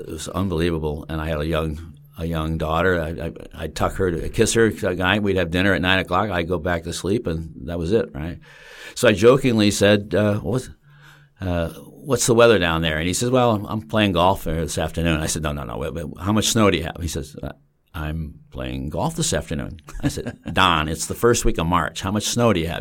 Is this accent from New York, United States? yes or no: yes; Bolton Landing, New York, United States; I grew up, uh, in the mountains, uh, in a spectacularly beautiful place